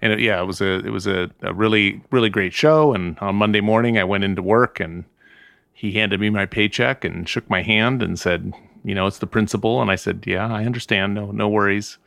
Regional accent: Southern California, United States; also born or lived in Santa Ynez Valley, California; I grew up in Southern California.

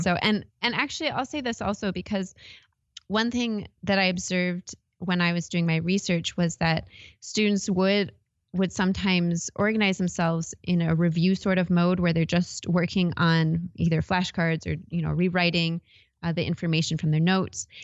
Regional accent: Wisconsin, United States; also born or lived in Iowa; now in Arizona, United States; I, I'm from Wisconsin, actually, originally

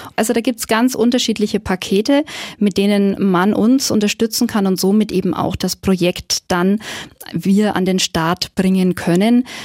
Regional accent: Nuremberg, Bavaria, Germany; Ich bin Nürnbergerin

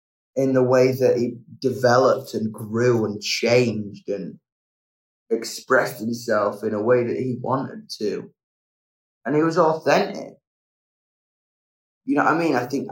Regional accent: England, United Kingdom; I love being English. I love the bite it gave me.

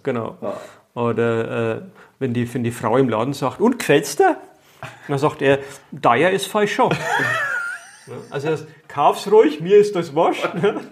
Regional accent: Dachsbach, Bavaria, Germany; first language Franconian; ich komme äh, aus Dachsbach im Eichgrund

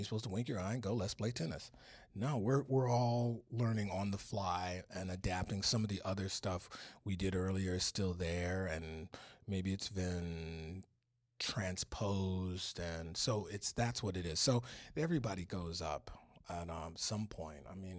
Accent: Detroit, Michigan, United States; Then he didn't find out till later that I was from Detroit.

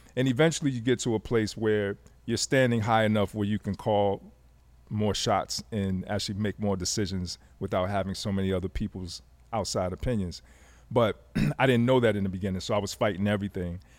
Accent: Fayetteville, North Carolina, United States; also born or lived in Germany; I grew up in Fayetteville, North Carolina

